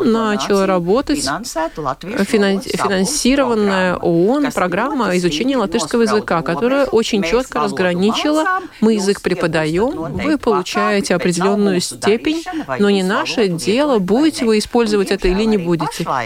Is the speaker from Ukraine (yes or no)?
no; Daugavpils, Latvia; accent: Daugavpils; И, и, и шутка ходила про мой долговпилский акцент и так далее.